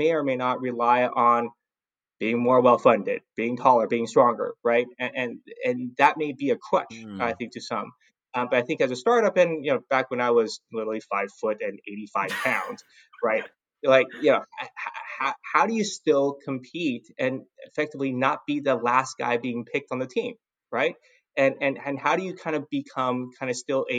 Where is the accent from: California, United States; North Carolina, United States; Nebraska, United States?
California, United States; Los Angeles; also born or lived in San Francisco Bay Area / San Diego; I grew up in Southern California, specifically Los Angeles, right? I went to high school here